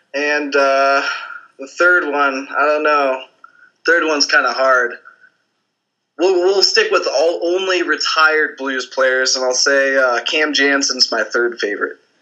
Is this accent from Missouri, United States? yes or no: yes; St. Louis, Missouri, United States; I'm from St. Louis, so I grew up in, in St. Louis